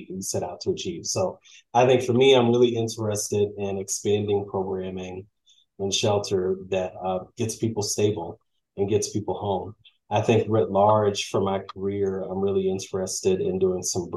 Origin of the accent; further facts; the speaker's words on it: St. Louis, Missouri, United States; I'm from St. Louis, Missouri